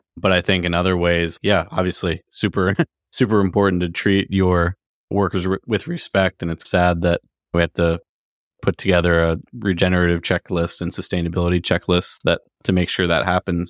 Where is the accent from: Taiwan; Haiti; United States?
United States; Virginia; we're both from Virginia